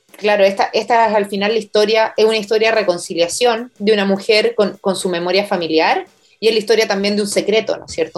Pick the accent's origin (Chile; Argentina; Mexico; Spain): Chile; nuestra herencia como chilenos